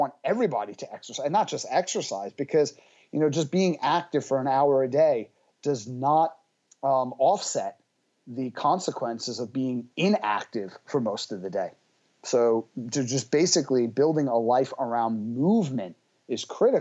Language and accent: English; New York City, New York, United States; I come from Brooklyn.